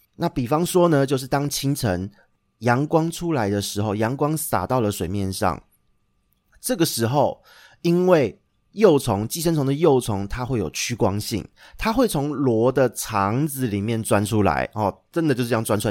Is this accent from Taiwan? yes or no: yes; Xindian, New Taipei, Taiwan; 因为小时候在，住在新店一带